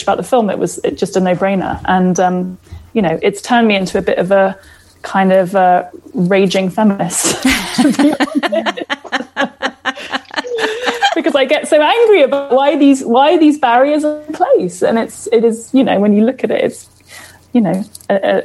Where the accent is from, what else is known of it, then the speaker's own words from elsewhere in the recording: Canada; also born or lived in Toronto; here in Toronto. We're a Canadian bunch of filmmakers